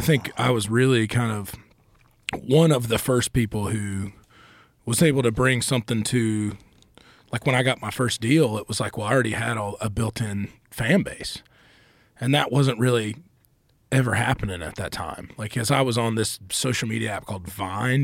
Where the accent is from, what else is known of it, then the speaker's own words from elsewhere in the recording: Asheville, North Carolina, United States; also born or lived in Charlotte, North Carolina; I grew up in Asheville